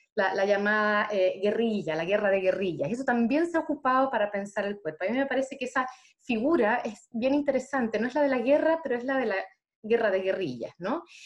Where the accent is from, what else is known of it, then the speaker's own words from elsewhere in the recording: Chile; nosotros estamos, viviendo como chilenos